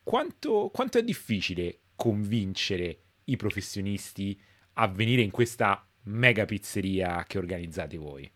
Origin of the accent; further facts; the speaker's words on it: Rome, Lazio, Italy; moved away as an adult; da romano che però vive da un po' di anni all'estero. Insomma, io a Roma, crescendo